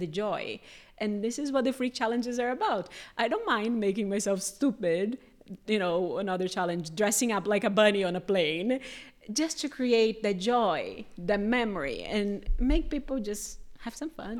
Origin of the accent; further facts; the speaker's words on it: Brazil; moved away; I'm from Brazil.